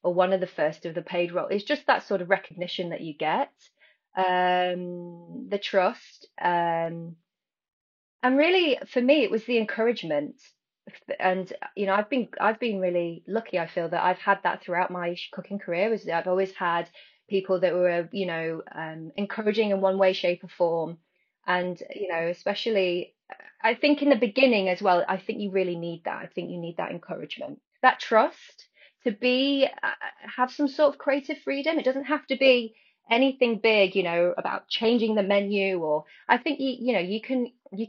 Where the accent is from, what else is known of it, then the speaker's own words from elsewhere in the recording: near Bakewell, East Midlands, United Kingdom; now in London, United Kingdom; I'm from near Bakewell